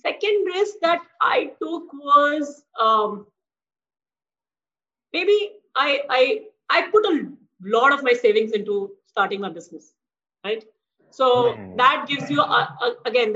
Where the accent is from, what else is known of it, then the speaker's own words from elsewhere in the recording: Jamshedpur, Jharkhand, India; now in Mumbai, India; I grew up in Jamshedpur